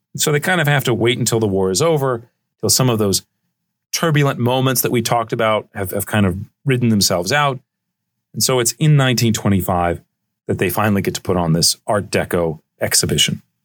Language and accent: English; Charleston, South Carolina, United States; the city of Charleston, where I grew up in South Carolina